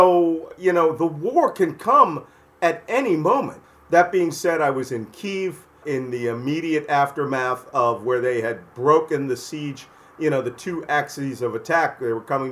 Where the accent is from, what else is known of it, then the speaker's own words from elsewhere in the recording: Philadelphia, Pennsylvania, United States; I'm from Philadelphia